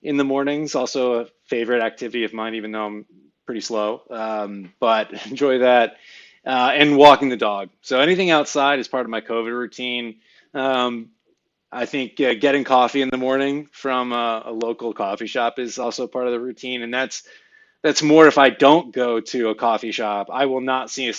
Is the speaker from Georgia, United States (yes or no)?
no; Philadelphia, Pennsylvania, United States; I'm originally from Philadelphia. Grew up a Philadelphia sports fan